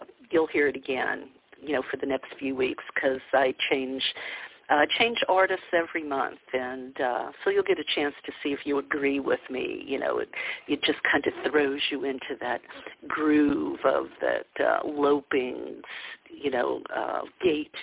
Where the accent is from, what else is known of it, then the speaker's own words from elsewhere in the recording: the South, United States; growing up in the South